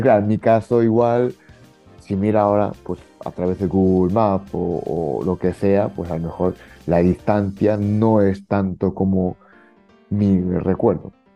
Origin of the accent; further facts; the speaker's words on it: Fukui, Japan; now in Spain; yo soy de Fukui